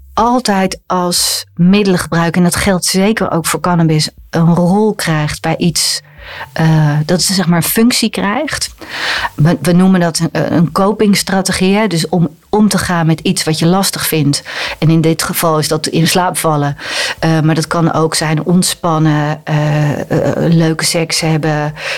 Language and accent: Dutch; Netherlands; als Nederlander